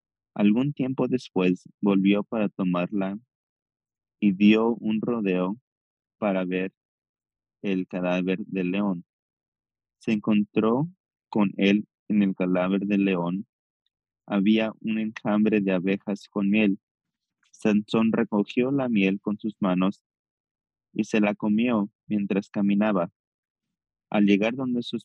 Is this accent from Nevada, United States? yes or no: yes; Las Vegas, Nevada, United States; growing up in Vegas